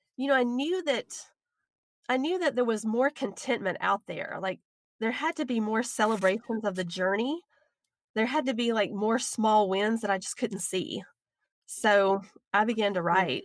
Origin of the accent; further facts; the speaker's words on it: the South, United States; accent: southern; my southern accent